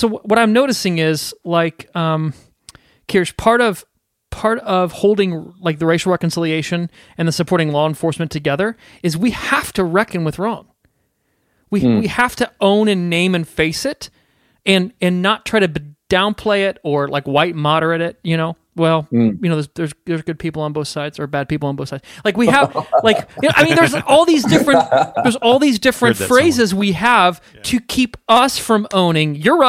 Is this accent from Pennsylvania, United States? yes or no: no; Southport, Indiana, United States; I grew up in Southport, which is, I don't know, 10 miles, 10 miles north of Franklin. You know, both of us were really close to Whiteland, Indiana